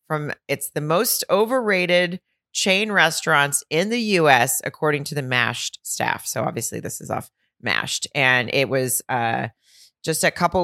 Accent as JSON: {"language": "English", "region": "the South", "country": "United States", "said": "I don't know if it's because he knows I'm from the South."}